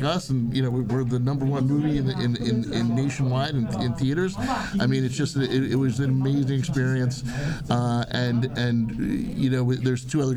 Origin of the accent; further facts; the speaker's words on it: New York, United States; I'm from the New York area